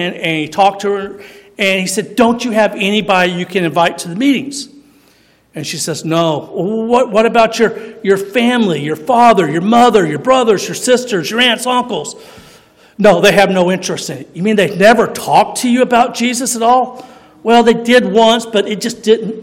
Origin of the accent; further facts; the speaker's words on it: Missouri, United States; I was born in Missouri